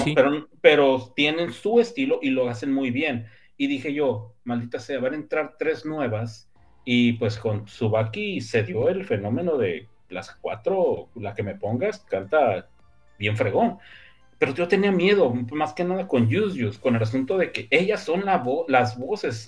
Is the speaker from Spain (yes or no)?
no; northern Mexico, Mexico; Mi norteño este, interior y exterior